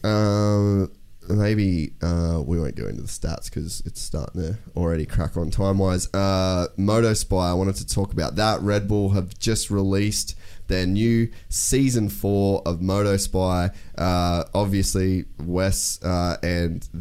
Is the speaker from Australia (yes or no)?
yes; Australia; as an Australian